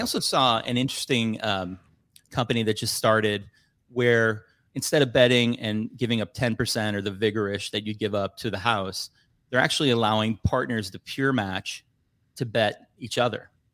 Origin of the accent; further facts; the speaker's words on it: Chicago, Illinois, United States; I grew up in Chicago